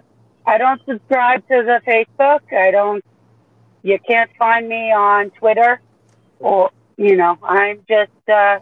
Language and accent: English; Staten Island, New York, United States; I grew up all over the place. The longest we ever spent in one spot was in Staten Island, New York.